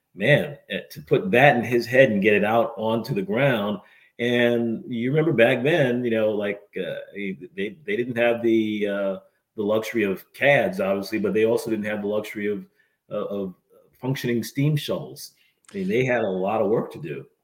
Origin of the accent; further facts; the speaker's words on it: New England, United States; moved away as an adult; also born or lived in Chicago area; now in Cincinnati, United States; I grew up in New England and then lived in the Chicago area for a while